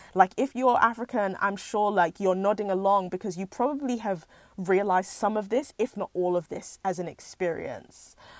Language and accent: English; United Kingdom; as British Nigerians or second generation immigrants